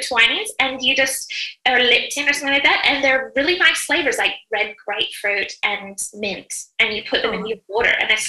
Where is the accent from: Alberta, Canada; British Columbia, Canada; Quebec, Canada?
British Columbia, Canada; Vancouver; moved away; I grew up with them because I'm from Vancouver, which is where we all grew up together.